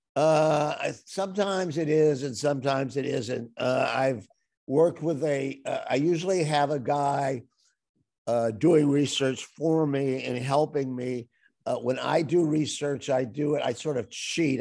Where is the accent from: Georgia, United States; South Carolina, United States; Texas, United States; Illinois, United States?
Illinois, United States; Evanston; My father was a dyed-in-the-wool Democrat, and we lived in very Republican territory